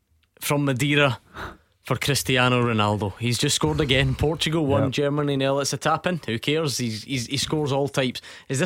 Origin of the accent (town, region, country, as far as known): Scotland, United Kingdom